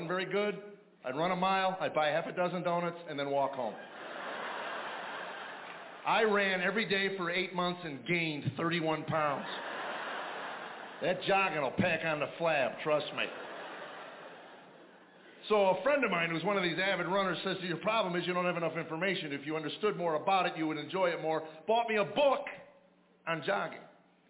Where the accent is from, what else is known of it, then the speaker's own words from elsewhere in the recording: Chicago, Illinois, United States; I grew up in Chicago. I thought I knew what winter was until I went to North Dakota.